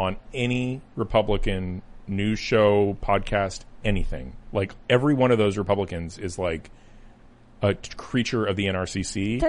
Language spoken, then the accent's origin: English; Cupertino, California, United States; also born or lived in Boise, Idaho; I grew up in Cupertino, California. I've been around Democrats, lived in Democrat areas my entire life, except for like a 6-month stint in Boise, Idaho.